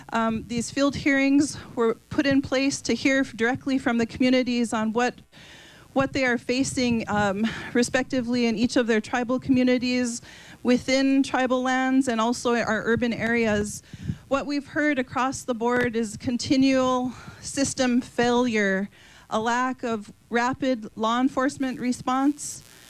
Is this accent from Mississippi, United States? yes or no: no; Mandaree, North Dakota, United States; I'm from Mandaree, North Dakota, which is located on the Fort Berthold Indian Reservation.